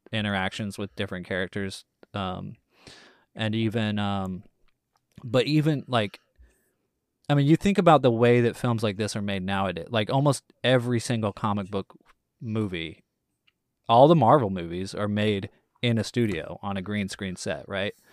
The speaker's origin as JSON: {"language": "English", "region": "Texas", "country": "United States", "said": "I'm from Texas"}